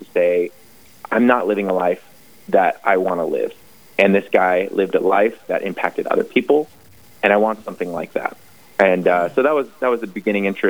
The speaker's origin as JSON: {"language": "English", "town": "Las Vegas", "region": "Nevada", "country": "United States", "tie": "born or raised there", "moved": "yes", "said": "I am born and raised in Las Vegas, Nevada. I grew up there"}